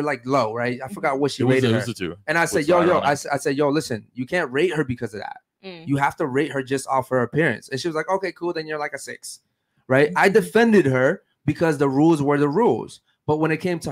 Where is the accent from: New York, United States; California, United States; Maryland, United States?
Maryland, United States; Baltimore; I'm from Baltimore, Maryland, the fucking streets